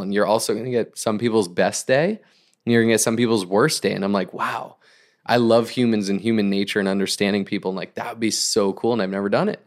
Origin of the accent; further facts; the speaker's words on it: Northeast, United States; now in Orange County, United States; I grew up in the Northeast